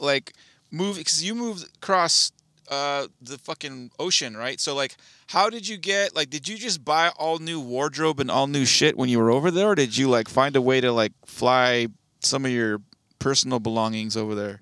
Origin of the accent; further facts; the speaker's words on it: Southern California, United States; also born or lived in Bakersfield; I, I've born and raised in Southern California. I've been here my entire life.